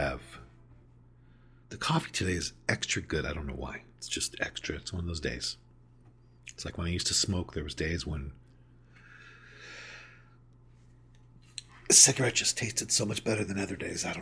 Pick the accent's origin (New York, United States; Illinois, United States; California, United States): California, United States; Southern; I grew up in Southern California